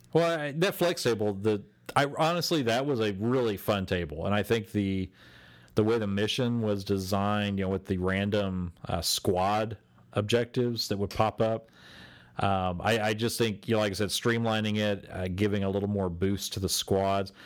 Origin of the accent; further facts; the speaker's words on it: Texas, United States; we are from Texas.